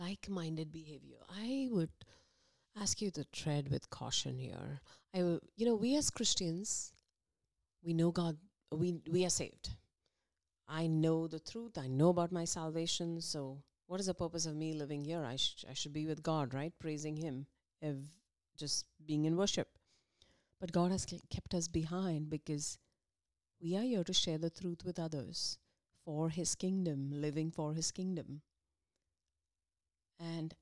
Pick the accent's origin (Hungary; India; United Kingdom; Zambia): India; moved away as an adult; now in United States; we came from India